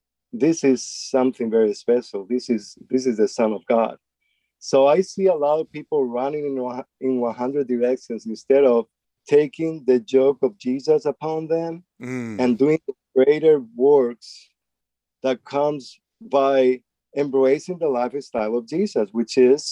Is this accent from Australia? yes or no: no; Spain; now in United States; since I came here from Spain and from a different background and context. And here in the States, we have so many apps